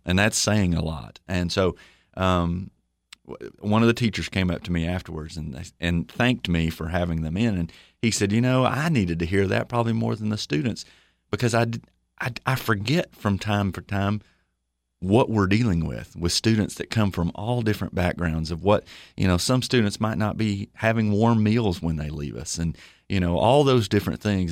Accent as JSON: {"language": "English", "town": "Livingston", "region": "Tennessee", "country": "United States", "tie": "born or raised there", "said": "I grew up in Livingston, Tennessee"}